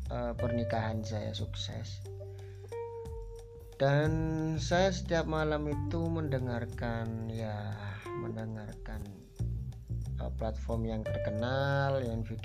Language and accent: Indonesian; Kasian, East Java, Indonesia; Asal saya dari Desa Kasian, desanya yang namanya juga Kasian. Terus Kabupaten Jember, Provinsi Jawa Timur, Indonesia